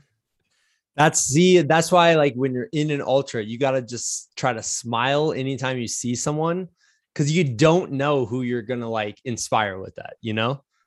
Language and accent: English; Iowa, United States; growing up in Iowa